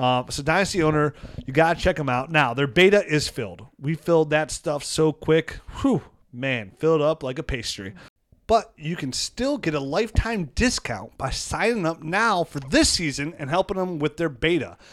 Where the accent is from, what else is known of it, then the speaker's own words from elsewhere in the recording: Mentor, Ohio, United States; Mitch Trubisky, my hometown kid